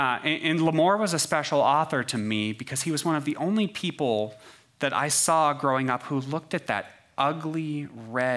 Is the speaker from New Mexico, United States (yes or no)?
yes; New Mexico, United States; I'm from New Mexico